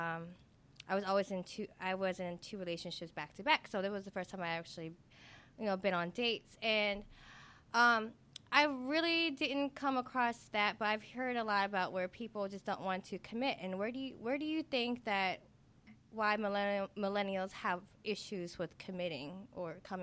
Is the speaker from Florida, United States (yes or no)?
no; Silver Spring, Maryland, United States; moved away as an adult; now in New Orleans, United States; was born and raised in Silver Spring, Maryland